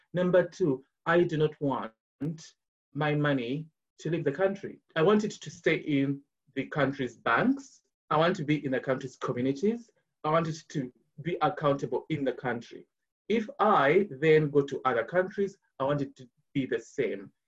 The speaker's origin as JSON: {"language": "English", "town": "Kampala", "region": "Central Region", "country": "Uganda", "tie": "born or raised there", "moved": "as an adult", "lives_now": "London, United Kingdom", "said": "I'm a Ugandan. I was born and raised in Kampala."}